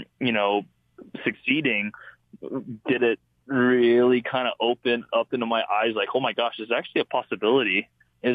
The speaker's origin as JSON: {"language": "English", "town": "Wahiawa", "region": "Hawaii", "country": "United States", "tie": "born or raised there", "moved": "yes"}